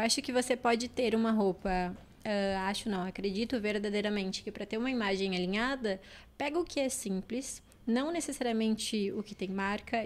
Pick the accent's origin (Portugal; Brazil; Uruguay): Uruguay; moved away as an adult; eu era uma menina de 19 anos que vim do, do Uruguai, de uma cidade pequena do interior